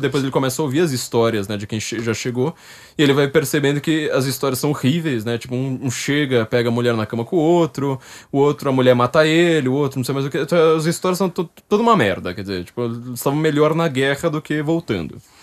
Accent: São Paulo, Brazil; Eu sou uma pessoa da periferia. Eu sou da zona norte de São Paulo.

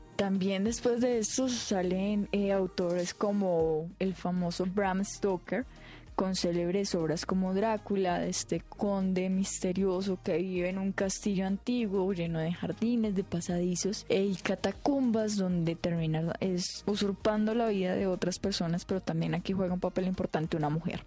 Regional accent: Colombia; en países como Colombia no tenemos una tradición tan marcada

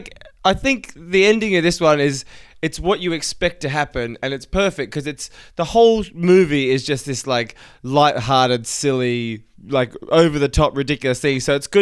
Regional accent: Australia; You've probably picked up that I'm Australian

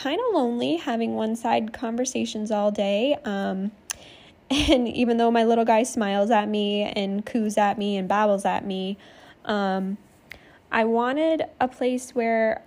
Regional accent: Maine, United States; moved away as an adult; now in California, United States; I was born and raised in Maine

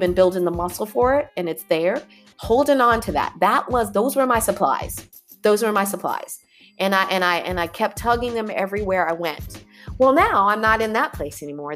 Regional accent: California, United States; moved away as an adult; also born or lived in Arizona / New York; I was raised in California, grew up with earthquakes, grew up doing earthquake drills

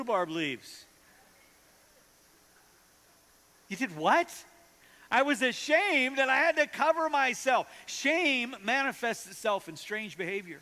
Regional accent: North Dakota, United States; now in Kansas City, United States; I grew up in North Dakota

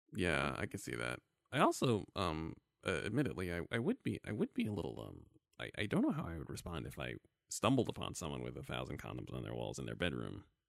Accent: New York, United States; I am an, a black American male. I am thirty-four years old. I was born in New York, Brooklyn, New York.

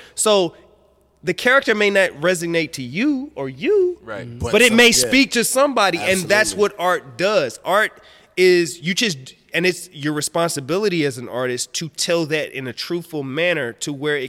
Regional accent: Midwest, United States; now in Atlanta, United States; I'm coming from the Midwest. I live in Atlanta, yeah, where it's, you know, it's different from the Midwest.

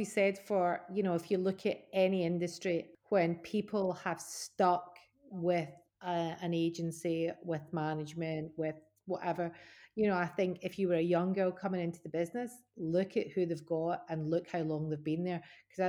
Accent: Scotland, United Kingdom; I'm Scottish.

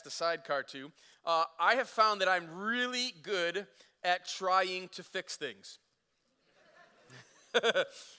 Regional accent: Flint, Michigan, United States; I grew up in Flint.

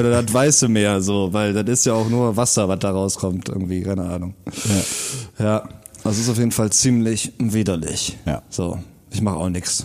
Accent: Rhineland, Germany; born or raised there

